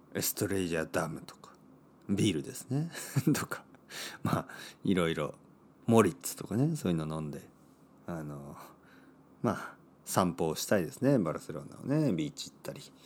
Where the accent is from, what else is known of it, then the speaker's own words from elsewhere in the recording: Japan; also born or lived in Barcelona, Spain; 僕は日本人